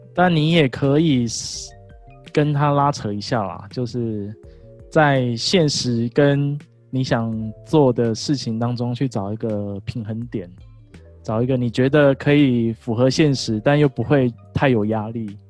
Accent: Kaohsiung, Taiwan; moved away; also born or lived in Taichung; 我们其实都是同乡，我们来自于高雄

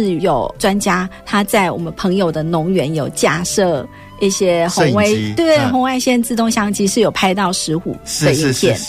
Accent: Taipei, Taiwan; 啊，真的是，啊，是因为我是从台北来的，

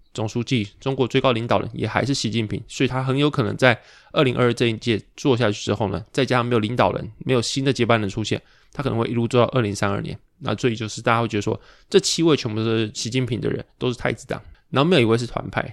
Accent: Pingtung, Pingtung County, Taiwan; 我可能是屏东长大，屏东出生，但是我完全不会讲台语

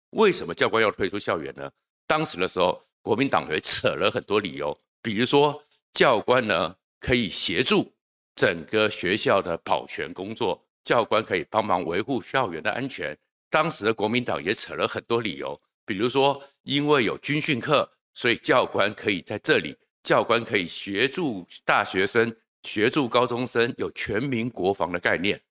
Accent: Taiwan; 今天我们在台湾最大的担忧

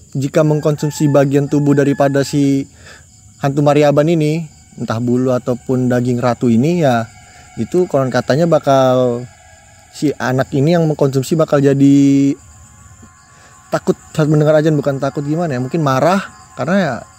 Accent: Balikpapan, East Kalimantan, Indonesia; saya putra daerah Kalimantan Timur

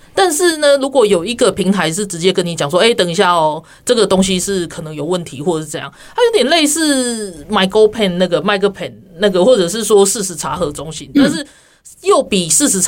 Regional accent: Taiwan; 不过我觉得大家都都去支持我们台湾人自己的平台的时候，而且好好使用它

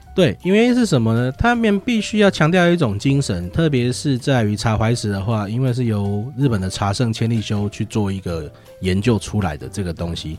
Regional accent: Chiayi, Chiayi City, Taiwan; moved away as an adult; also born or lived in Kaohsiung / Taoyuan; now in Chiayi, Taiwan; 我是，是嘉义市人。对，我套一句那个是，那个旧历的那个广告词，我是一个土生土长的嘉义小孩

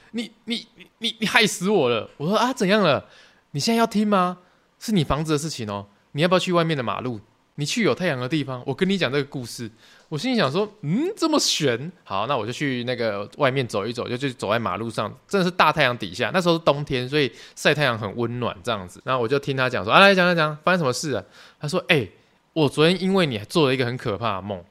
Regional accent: Tainan, Taiwan; 我是台南人

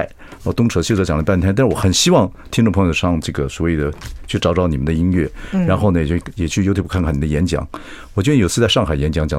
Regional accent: Chiayi County, Taiwan; 我的老家嘉义上面

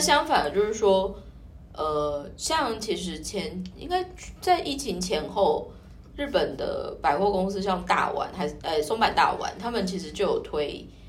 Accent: Taiwan; 我们台湾人

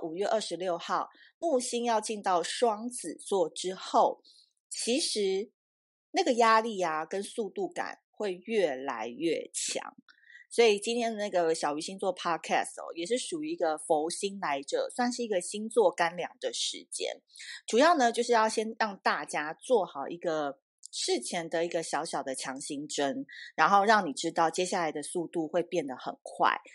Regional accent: Taipei, Taiwan; also born or lived in Tainan; 我每一次回台南，我台南人嘛，然后虽然我小时候是在台北长大

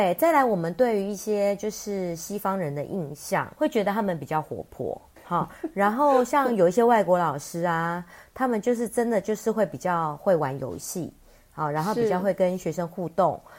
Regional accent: Taiwan; 我们台湾人。

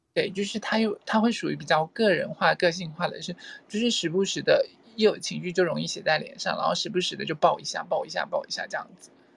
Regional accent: Taiwan; 我是土生土长的台湾人

